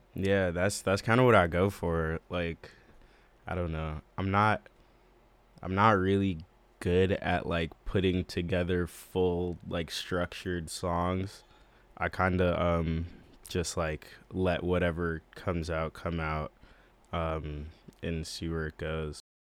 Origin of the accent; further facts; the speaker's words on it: Boston, Massachusetts, United States; I'm from Boston, Massachusetts